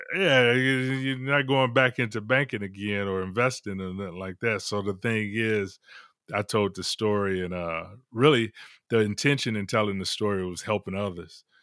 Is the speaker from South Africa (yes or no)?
no; Detroit, Michigan, United States; I'm from Detroit originally